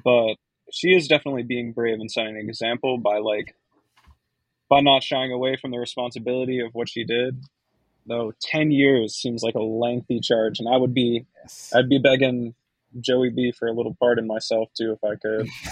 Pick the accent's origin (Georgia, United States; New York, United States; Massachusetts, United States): Massachusetts, United States; Boston; my hometown of Boston